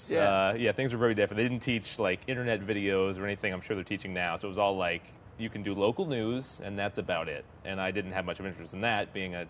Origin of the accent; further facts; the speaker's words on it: Melbourne, Florida, United States; moved away as an adult; also born or lived in Orlando, Florida; now in Los Angeles, United States; Melbourne, so not too far from here. It's on the east